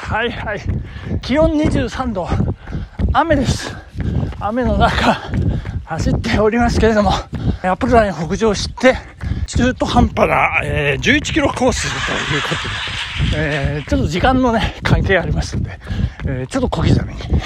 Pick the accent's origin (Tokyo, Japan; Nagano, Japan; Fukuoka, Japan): Nagano, Japan; 長野で育った私